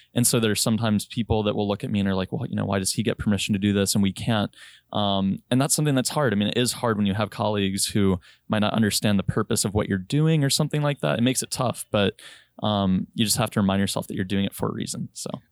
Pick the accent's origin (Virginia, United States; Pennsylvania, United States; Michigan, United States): Virginia, United States; Richmond; moved away; also born or lived in Chicago / North Dakota / Hawaii; I'm from Richmond, Virginia